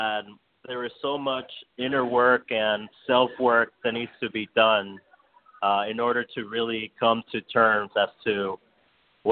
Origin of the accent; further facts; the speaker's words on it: Miami, Florida, United States; now in New York City, United States; coming from like a low income means and growing up in Miami